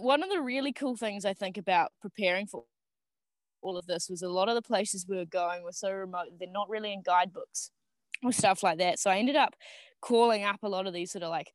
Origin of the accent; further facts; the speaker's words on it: Auckland, New Zealand; moved away as an adult; also born or lived in South Island; I grew up in Auckland